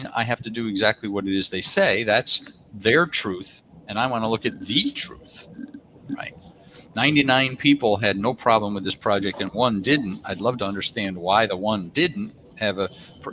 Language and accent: English; United States; now in Australia; I'm an American. I was born in America, and both an American and Australian citizen